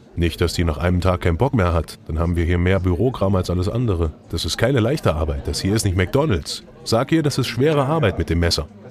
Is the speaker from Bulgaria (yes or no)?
yes; Bulgaria; now in Germany; Bei uns in Bulgarien